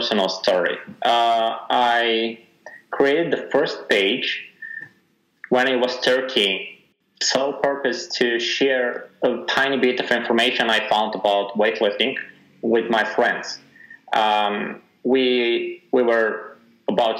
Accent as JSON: {"language": "English", "town": "Sofia", "region": "Sofia City", "country": "Bulgaria", "tie": "born or raised there", "said": "born and raised in Sofia, Bulgaria."}